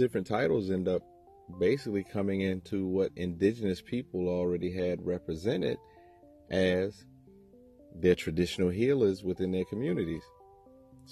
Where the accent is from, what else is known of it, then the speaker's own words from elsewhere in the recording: Aiken, South Carolina, United States; also born or lived in Augusta, Georgia; I was born in Augusta, Georgia. I was raised in Aiken, South Carolina